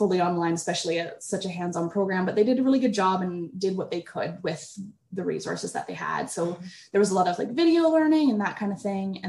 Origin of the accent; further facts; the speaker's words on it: Dundas, Ontario, Canada; moved away as an adult; also born or lived in Calgary, Alberta / Guelph, Ontario; now in Saint Kitts and Nevis; I'm originally from Dundas, Ontario, which is just outside of Toronto